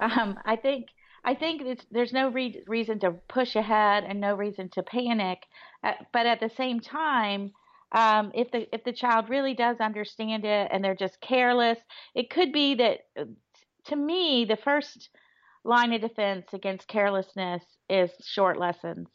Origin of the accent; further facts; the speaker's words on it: Florida, United States; moved away; I grew up in Florida